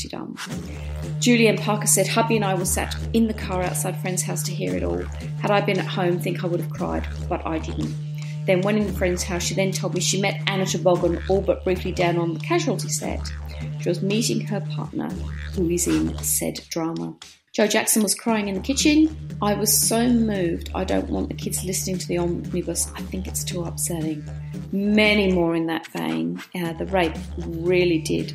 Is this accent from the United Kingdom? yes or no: no; Australia; our courts in Australia